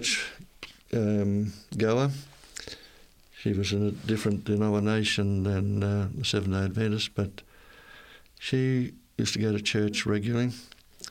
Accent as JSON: {"language": "English", "town": "Innisfail", "region": "Queensland", "country": "Australia", "tie": "born or raised there", "said": "I was born and raised in Queensland, North Queensland, the town of Innisfail."}